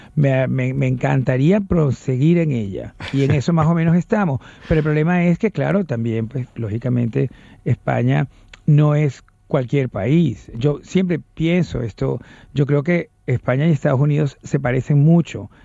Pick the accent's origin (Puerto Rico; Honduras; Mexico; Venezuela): Venezuela